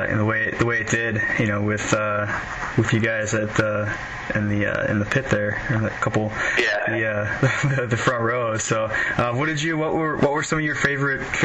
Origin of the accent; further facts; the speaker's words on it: Chicago, Illinois, United States; I'm from Chicago